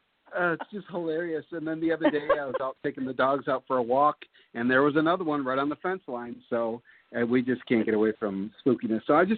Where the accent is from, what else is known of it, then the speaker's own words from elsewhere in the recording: Pontiac, Michigan, United States; I grew up in Pontiac, Michigan, and my backyard was literally the Pontiac General Cemetery.